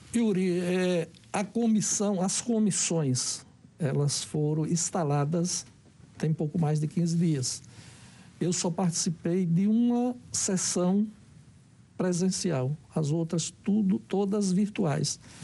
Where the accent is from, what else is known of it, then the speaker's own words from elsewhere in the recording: Aracaju, Sergipe, Brazil; no meu estado, na minha capital, Aracaju